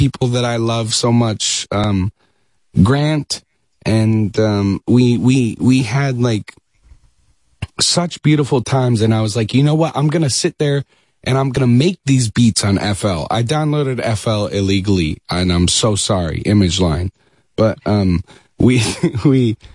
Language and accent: English; Dallas, Texas, United States; moved away as an adult; also born or lived in New York; now in Los Angeles, United States; we moved from New York to Dallas, Texas when I was a kid